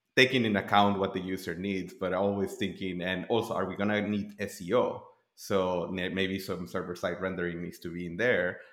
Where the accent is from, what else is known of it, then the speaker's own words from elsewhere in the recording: Tijuana, Baja California, Mexico; moved away; I'm originally from Tijuana, Mexico.